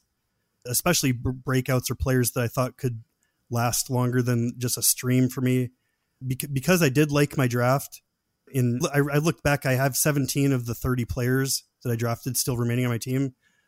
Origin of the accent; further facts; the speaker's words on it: Washington, United States; just because I'm from the Seattle area.